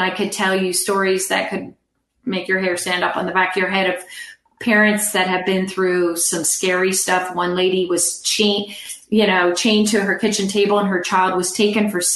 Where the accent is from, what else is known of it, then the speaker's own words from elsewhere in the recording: California, United States; I'm from California.